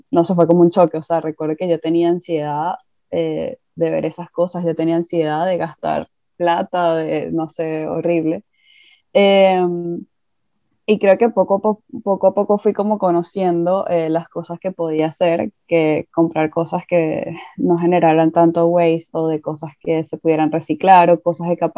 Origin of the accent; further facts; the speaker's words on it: Venezuela; moved away; desde que me mudé de Venezuela, Em, hay que entender que yo vengo de un país en el que obviamente esa mentalidad de consumismo desapareció por todos los problemas que había políticos y económicos.